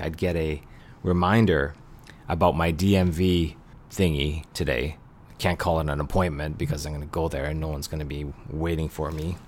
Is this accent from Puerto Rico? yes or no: no; Canada; I'm a funny Canadian guy